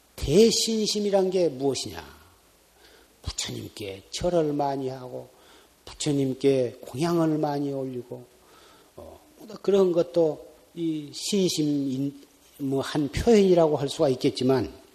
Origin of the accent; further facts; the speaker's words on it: South Korea